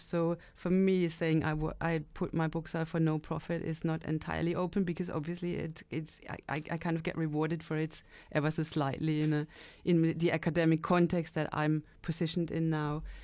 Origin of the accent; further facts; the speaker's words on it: London, United Kingdom; being a Londoner.